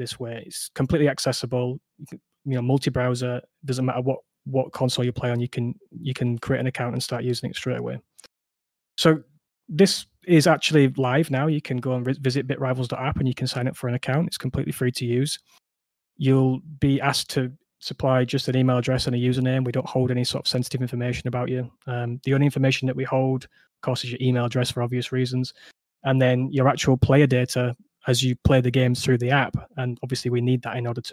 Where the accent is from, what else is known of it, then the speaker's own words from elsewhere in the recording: Yorkshire and the Humber, United Kingdom; I'm from Yorkshire. might come through on the accent